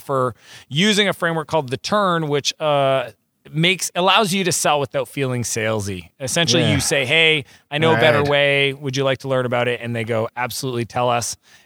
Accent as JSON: {"language": "English", "town": "Moncton", "region": "New Brunswick", "country": "Canada", "also_born_or_lived": "Silicon Valley", "moved": "as an adult", "said": "I'm Canadian, I'm from New Brunswick, I've showed more people in the world where Moncton is on a mat"}